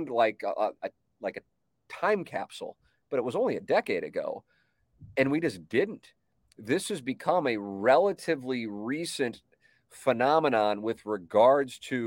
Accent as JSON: {"language": "English", "town": "St. Louis", "region": "Missouri", "country": "United States", "tie": "born or raised there", "said": "I grew up on Tama Avenue, lived downtown, but you know, I mean, Tama Avenue, while it is certainly in the city"}